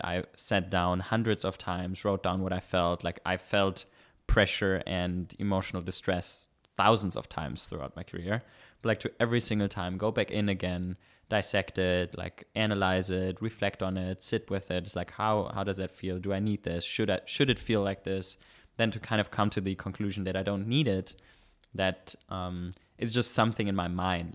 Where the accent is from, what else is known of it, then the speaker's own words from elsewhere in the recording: Germany; moved away as an adult; now in Vienna, Austria; I was born in Germany